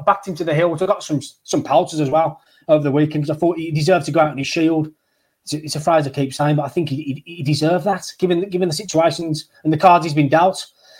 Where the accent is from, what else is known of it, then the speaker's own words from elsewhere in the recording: Great Barr, West Midlands, United Kingdom; We're from Great Barr. We've been to the Scott Arms and we grew up around the same area.